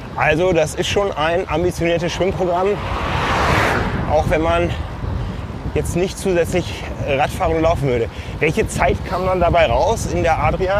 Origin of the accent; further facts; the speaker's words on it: Hamburg, Germany; accent: northern German; ich als Hamburger sage Berg